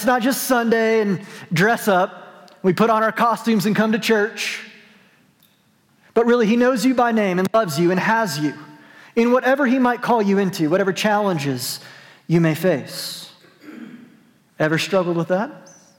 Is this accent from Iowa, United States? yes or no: no; New Mexico, United States; I'm from New Mexico. My parents go to this church.